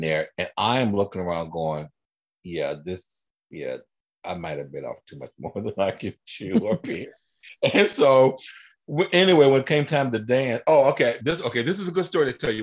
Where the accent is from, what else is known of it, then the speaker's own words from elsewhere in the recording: Dayton, Ohio, United States; moved away as an adult; also born or lived in Los Angeles / Reno, Nevada; I grew up here in Dayton, Ohio